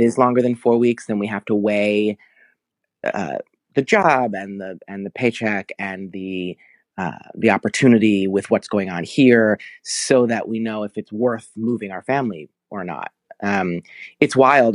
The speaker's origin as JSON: {"language": "English", "region": "New Jersey", "country": "United States", "tie": "born or raised there", "also_born_or_lived": "New York", "moved": "as an adult", "lives_now": "Los Angeles, United States", "said": "I was born in New Jersey and raised there, and then I went to N Y U at eighteen"}